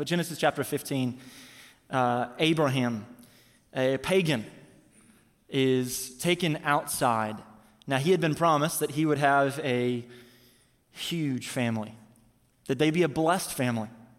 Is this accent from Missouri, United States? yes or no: yes; Missouri, United States; now in Tampa, United States; I'm from Missouri, so is my wife